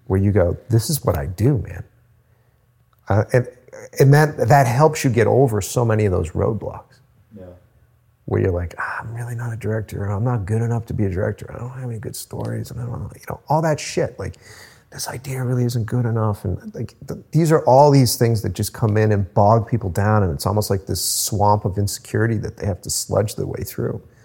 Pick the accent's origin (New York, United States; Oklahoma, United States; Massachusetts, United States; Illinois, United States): Massachusetts, United States; Cape Cod; moved away as an adult; now in Boston, United States; at the time I was living on Cape Cod